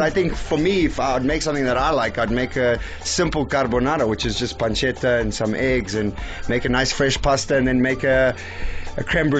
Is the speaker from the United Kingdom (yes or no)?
no; Eastern Cape, South Africa; Samp and beans is something that I grew up with in the Eastern Cape